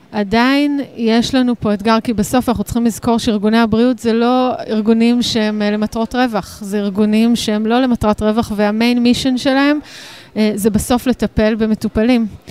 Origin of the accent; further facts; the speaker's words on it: Israel; אנחנו ישראלים, אנחנו מדינה קטנה